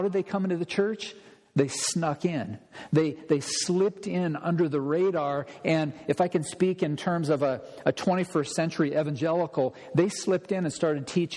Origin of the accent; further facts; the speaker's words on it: Olympia, Washington, United States; I grew up in Olympia